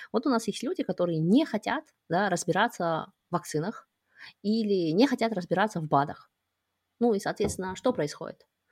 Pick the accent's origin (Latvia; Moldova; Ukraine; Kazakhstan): Kazakhstan; moved away as an adult; мы оба родом из Казахстана